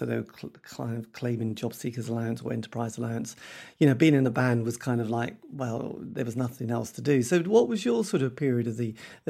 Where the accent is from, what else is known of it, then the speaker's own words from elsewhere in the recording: East Anglia, East of England, United Kingdom; because we're from East Anglia